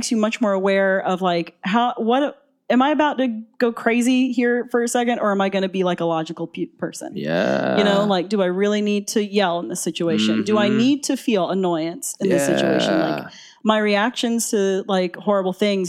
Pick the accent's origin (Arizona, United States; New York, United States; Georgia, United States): Georgia, United States; Atlanta; also born or lived in Boston; I'm from Atlanta, but I'd moved to Boston.